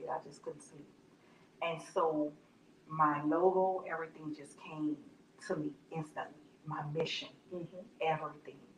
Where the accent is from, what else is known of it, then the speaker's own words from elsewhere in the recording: New Orleans, Louisiana, United States; moved away as an adult; now in Baton Rouge, United States; I'm originally from New Orleans. I've been in Baton Rouge for the past 13, 14 years.